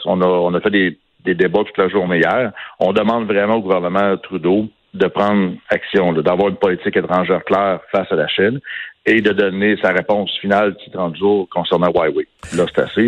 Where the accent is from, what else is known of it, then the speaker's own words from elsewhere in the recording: Canada; ici, chez nous, au Canada